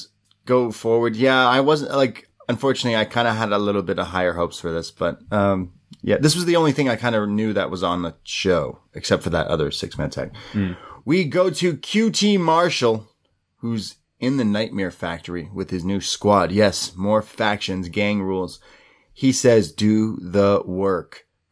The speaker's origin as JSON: {"language": "English", "country": "United Kingdom", "said": "and by the way, I'm British, and I fight people."}